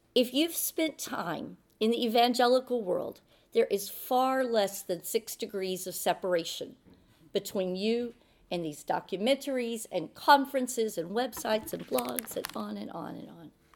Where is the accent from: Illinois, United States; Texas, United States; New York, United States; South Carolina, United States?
Texas, United States; Texas, my home state